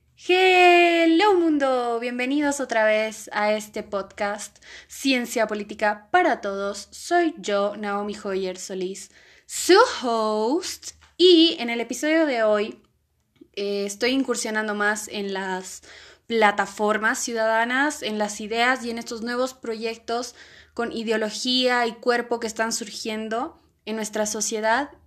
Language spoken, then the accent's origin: Spanish; Bolivia; los bolivianos nos podemos